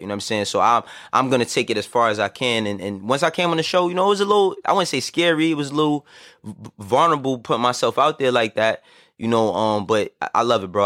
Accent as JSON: {"language": "English", "town": "New York City", "region": "New York", "country": "United States", "tie": "born or raised there", "also_born_or_lived": "Harlem", "said": "I was born and raised in the Bronx"}